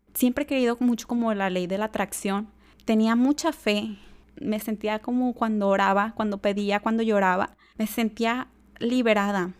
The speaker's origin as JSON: {"language": "Spanish", "town": "Tala", "region": "Jalisco", "country": "Mexico", "also_born_or_lived": "Guadalajara", "said": "Yo soy de Tala, Jalisco, una ciudad pequeña cerca a Guadalajara"}